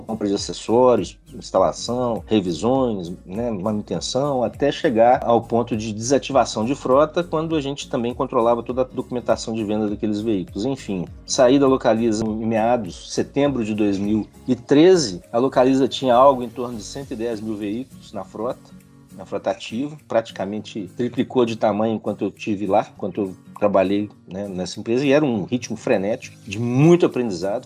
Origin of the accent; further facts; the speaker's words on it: Nova Lima, Minas Gerais, Brazil; sou natural de Nova Lima